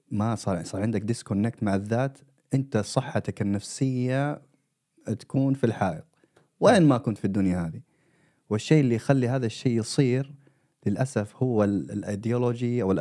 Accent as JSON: {"language": "Arabic", "country": "Saudi Arabia", "tie": "born or raised there", "also_born_or_lived": "Eritrea (ancestry)", "moved": "yes", "lives_now": "Sweden", "said": "انا مواليد السعوديه"}